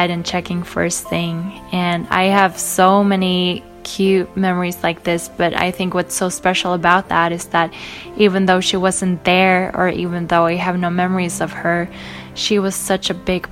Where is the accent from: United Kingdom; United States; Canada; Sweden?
Sweden; I'm from Sweden.